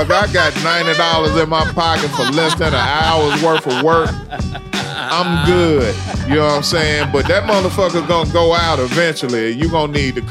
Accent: the South, United States; I'm from the South. We the Southern Vanguard

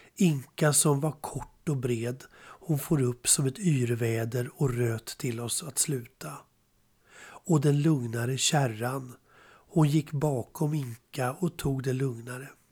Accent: Spånga, Stockholm County, Sweden; Jag växte upp i Spånga

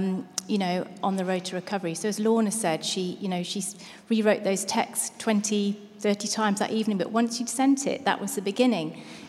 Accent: United Kingdom; As Christians, as British people with stiff upper lips

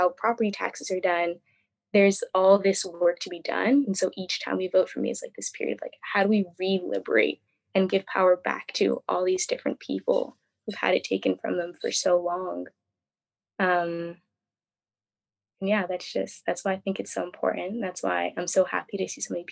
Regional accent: Philadelphia, Pennsylvania, United States; I grew up in Philadelphia

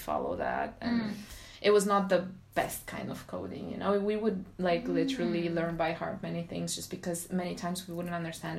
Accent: Romania; English is a second language; moved away as an adult; now in France; back home in Romania, because I'm from Romania

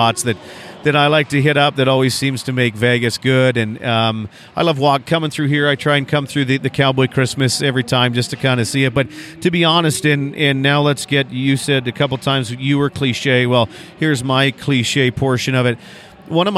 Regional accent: Sylvan Lake, Alberta, Canada; my hometown of Sylvan Lake

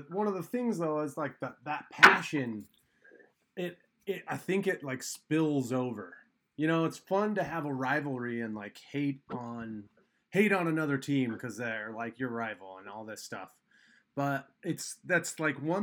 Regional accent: Colorado, United States; now in Seattle, United States; I'm originally from Colorado

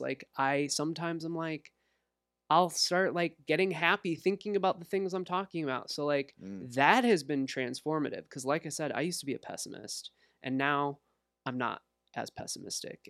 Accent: Walcott, Iowa, United States; also born or lived in Los Angeles, California / Bettendorf, Iowa; now in Davenport, United States; I grew up in Walcott, went to high school in Davenport

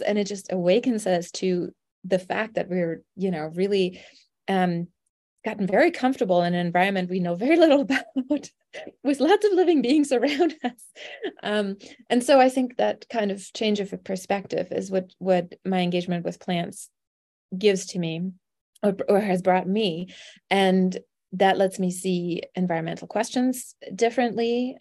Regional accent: Germany; now in Arizona, United States; I am not from Arizona, I'm from Germany

